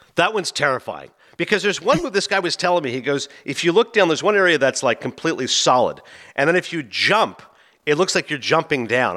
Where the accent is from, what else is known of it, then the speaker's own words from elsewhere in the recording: Toronto, Ontario, Canada; moved away; my hometown of Toronto